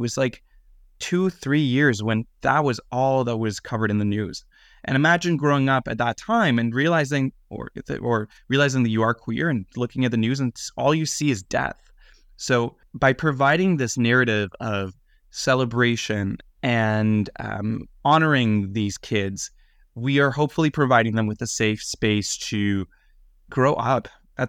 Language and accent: English; Israel; also born or lived in Greater Toronto Area, Canada; now in Canada; So I look at myself, I grew up first in Israel and then in the GTA, and I didn't meet another queer person until I was probably around 15 or 16.